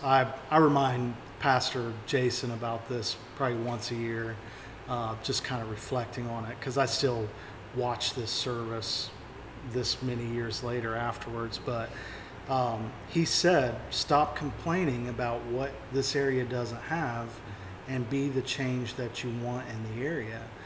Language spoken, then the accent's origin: English; New Haven, West Virginia, United States; moved away as an adult; also born or lived in Florida; I grew up in New Haven, West Virginia.